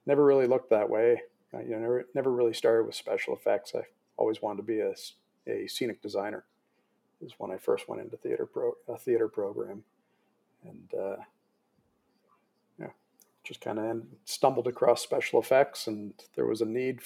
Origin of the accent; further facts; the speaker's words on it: Toronto, Ontario, Canada; growing up in Toronto